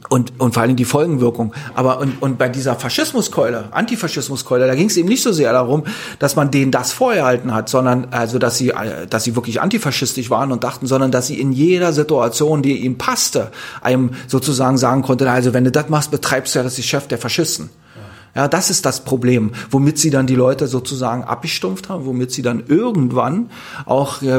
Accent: Cologne, North Rhine-Westphalia, Germany; Und der, ich bin halt auch Kölner, ja.

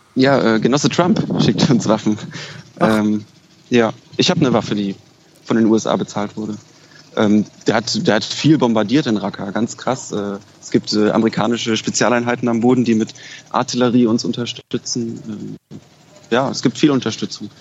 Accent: Berlin, Germany; moved away as an adult; also born or lived in Kassel; ich bin Berliner, ich komme daher

